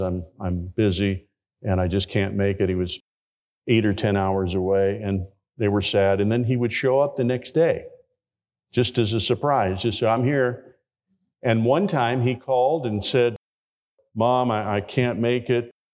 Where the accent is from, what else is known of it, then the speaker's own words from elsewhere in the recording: Hammond, Indiana, United States; my home church, where I grew up in Hammond, Indiana